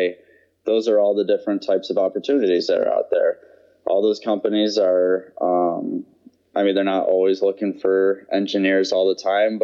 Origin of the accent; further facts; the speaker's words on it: Michigan, United States; moved away as an adult; also born or lived in North Carolina / Wisconsin / Georgia; I grew up in Michigan